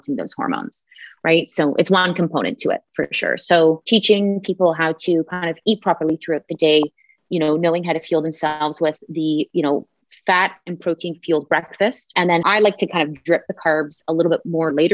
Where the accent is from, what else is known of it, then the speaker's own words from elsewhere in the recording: Canada; we both live in the same city. We're Canadian